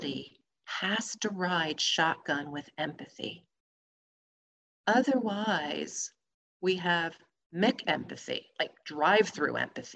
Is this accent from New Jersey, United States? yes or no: yes; New Jersey, United States; I'm from New Jersey